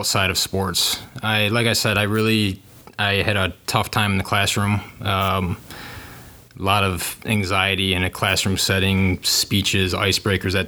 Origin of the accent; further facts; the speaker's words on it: Wixom, Michigan, United States; I grew up in Wixom